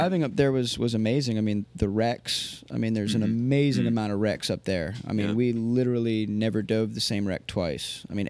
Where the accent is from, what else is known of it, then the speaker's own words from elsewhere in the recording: Point Pleasant, New Jersey, United States; I lived in New Jersey. That's where I grew up.